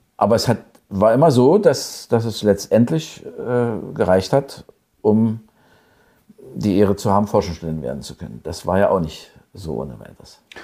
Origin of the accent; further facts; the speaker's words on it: Senftenberg, Brandenburg, Germany; also born or lived in Brieske / Bad Liebenwerda / Elsterwerda; Aber Senftenberg war eigentlich meine Heimat, wo ich groß geworden bin, bis zur siebten Klasse